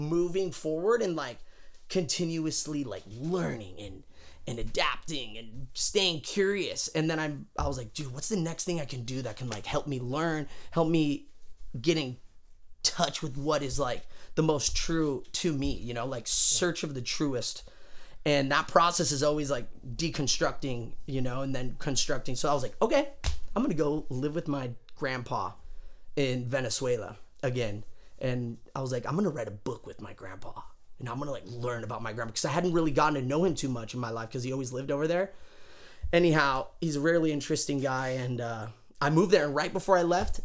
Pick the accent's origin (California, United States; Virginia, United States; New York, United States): California, United States; Murrieta; actually born and raised in Marietta, Temecula